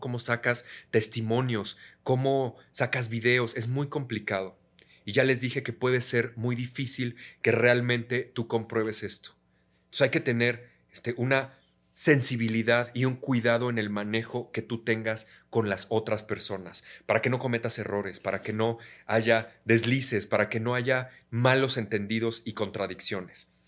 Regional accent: Mexico; also born or lived in United States; Como soy, abrazando, como todo un mexicano

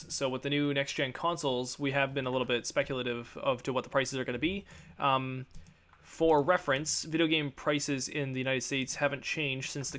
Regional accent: Canada; we are Canadian

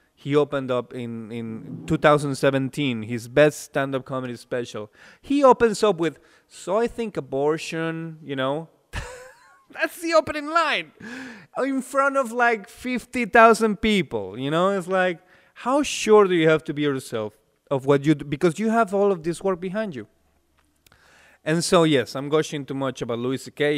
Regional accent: Mexico; English is a second language; moved away as an adult; also born or lived in Vienna, Austria; now in Czech Republic; I'm from Mexico

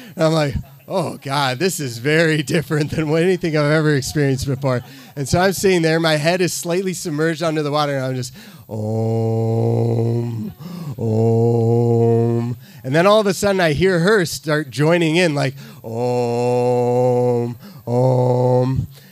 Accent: Midwest, United States; I'm from the Midwest

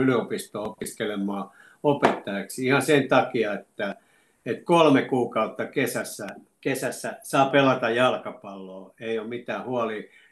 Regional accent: Lahti, Päijänne Tavastia, Finland; also born or lived in Oulu; me muutettiin Oulusta Lahteen, kun isä sai täältä, sai täältä tota noin sähköteknikon paikan ja mä olin seitsemänvuotias

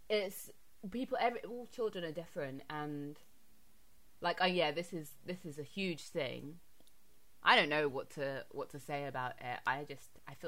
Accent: London, United Kingdom; growing up in London

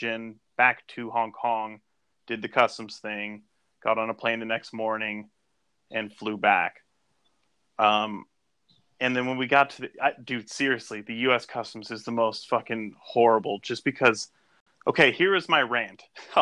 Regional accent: United States; I'm American

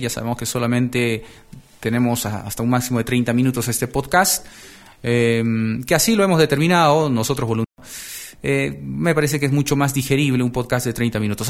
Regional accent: Peru; aquí en mi país, Perú

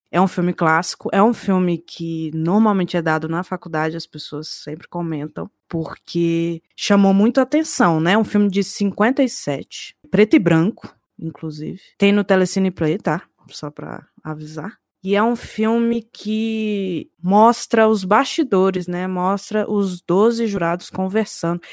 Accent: Brasília, Federal District, Brazil; eu sou de Brasília

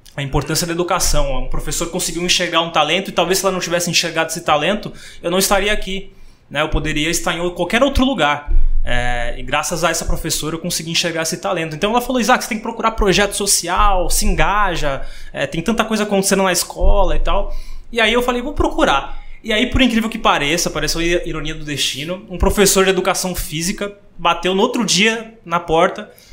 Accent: Praia Grande, São Paulo, Brazil; also born or lived in Santos; eu sou nascido em Santos, né? É, todo mundo acha que eu nasci na Praia Grande, mas nasci em Santos. Eu vim pra cá com 4 anos de idade pra Praia Grande

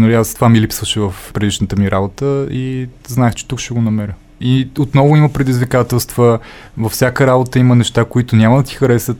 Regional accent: Stara Zagora, Stara Zagora Province, Bulgaria; moved away; Аз съм от Стара Загора, нали, там съм живял

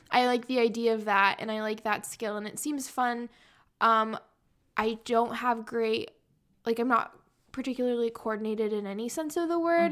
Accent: San Diego, California, United States; now in Chicago, United States; I'm from San Diego

